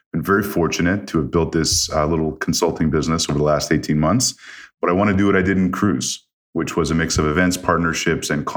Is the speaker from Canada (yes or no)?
yes; Canada; moved away as an adult; also born or lived in Toronto; I grew up in Canada